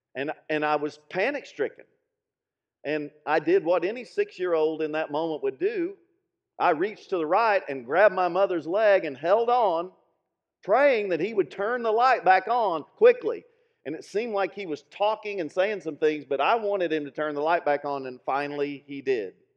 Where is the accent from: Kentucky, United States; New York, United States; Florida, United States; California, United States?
Kentucky, United States; Middlesboro; my hometown, Middlesboro